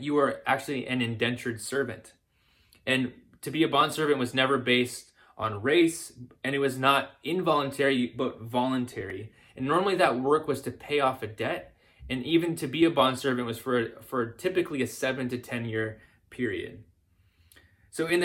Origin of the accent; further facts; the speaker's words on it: the South, United States; me growing up in the South